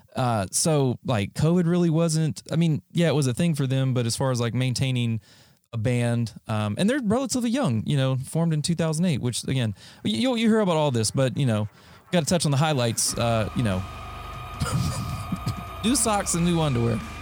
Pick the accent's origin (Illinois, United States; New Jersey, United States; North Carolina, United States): North Carolina, United States; just south of Greensboro; moved away; also born or lived in Ohio / Camp Lejeune; I was born in Ohio, but moved down after I was, like, I don't know, fifteen, sixteen months. And then I was basically raised in North Carolina